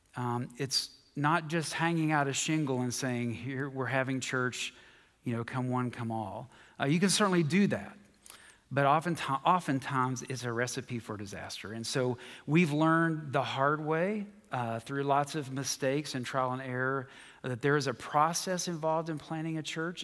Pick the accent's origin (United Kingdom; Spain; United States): United States; West Virginia; moved away; I'm from West Virginia